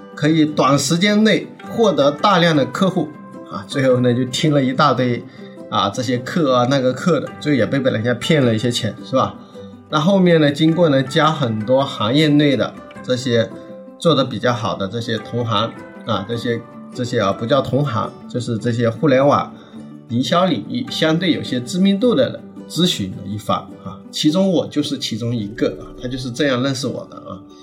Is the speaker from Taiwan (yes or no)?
no; southern China, China; 我是南方人，我普通话确实不好